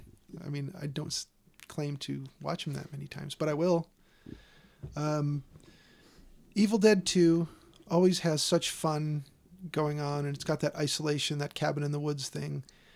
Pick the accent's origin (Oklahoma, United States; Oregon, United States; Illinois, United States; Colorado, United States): Illinois, United States; Chicago; It's set not far from where I grew up in Chicago.